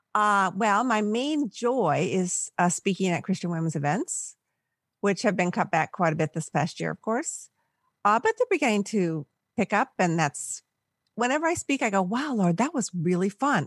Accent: Palos Verdes, California, United States; also born or lived in Milwaukee; now in San Luis Obispo, United States; I grew up in Southern California, about a mile from the beach. Uh, Palos Verdes, it's by Long Beach

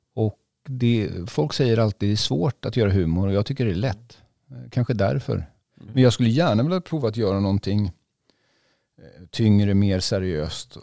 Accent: Västervik, Kalmar County, Sweden; now in Stockholm, Sweden; jag är ju född i Västervik och har barndomskompisar här

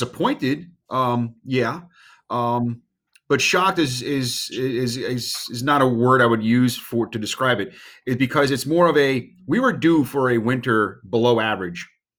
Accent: Virginia Beach, Virginia, United States; I grew up in Virginia Beach, Virginia.

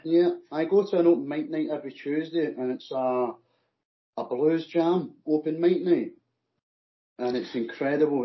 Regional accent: Scotland, United Kingdom; accent: Scottish; It's my Scottish accent.

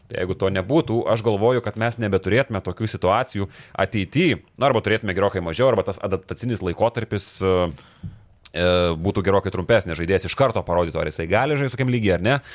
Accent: Lithuania; Mes, lietuviai

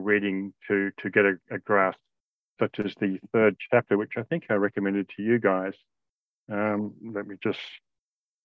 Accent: Australia; also born or lived in Indonesia; I grew up in Australia and Indonesia

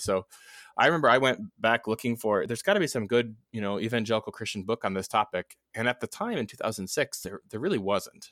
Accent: Neenah, Wisconsin, United States; moved away; I grew up in Wisconsin

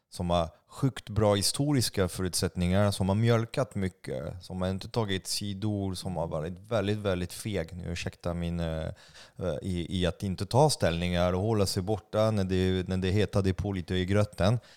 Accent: France; Swedish is a second language; now in Sweden; nu är jag ändå fransk, vilket är sjukt privilegierat.

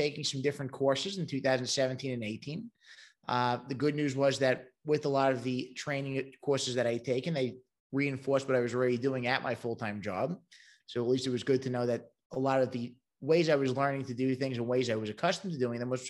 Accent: New York City, New York, United States; moved away as an adult; now in Charlotte, United States; I'm originally from Brooklyn, New York, and that might be given away by the accent

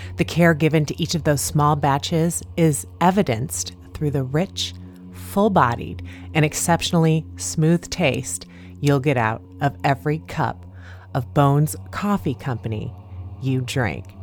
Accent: Indiana, United States; growing up in Indiana and living in Indiana most of my life

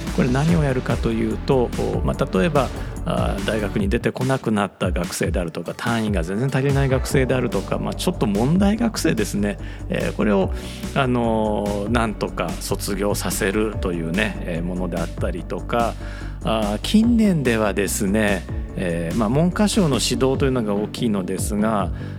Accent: Osaka, Japan; 僕大阪人なので、えー、何々させてもらうというのついつい言っちゃう

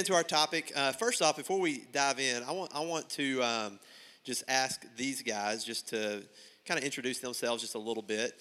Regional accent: Buckner, Arkansas, United States; I'm from Buckner

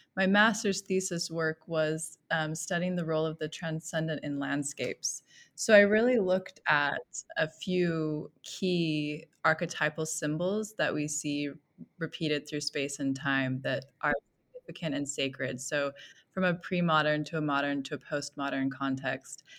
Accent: Millcreek, Utah, United States; I grew up in Mill Creek, Utah, so I've been, um, sort of in Utah most of my life

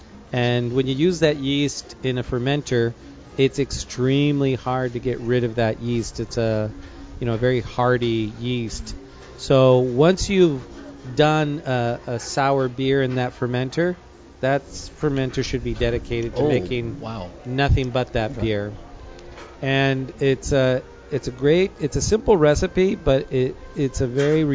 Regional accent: Escondido, California, United States; now in San Diego, United States; I grew up in Escondido

